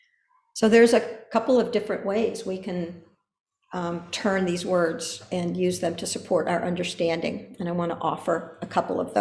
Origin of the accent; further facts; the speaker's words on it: Pico Blanco, California, United States; I grew up around Pico Blanco, beautiful limestone mountain